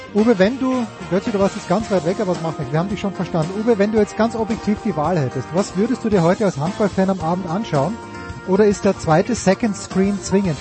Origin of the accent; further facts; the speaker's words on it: Austria; als Österreicher